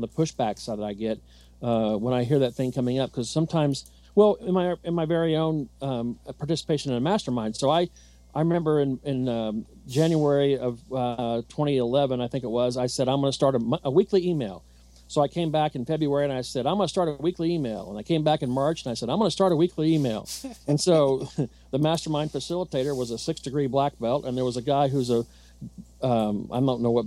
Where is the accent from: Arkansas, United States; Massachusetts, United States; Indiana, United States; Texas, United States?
Indiana, United States; Southern; I'm from Southern Indiana.